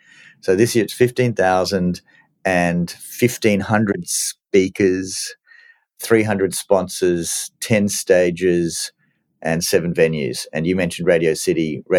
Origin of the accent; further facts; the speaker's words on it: New York, United States; born there; I was born in New York. I had my bar mitzvah in New York. And I love New York.